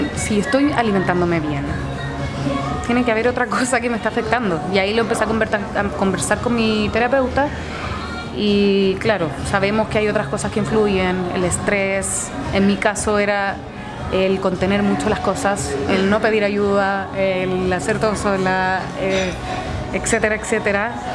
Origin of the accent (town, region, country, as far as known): Chile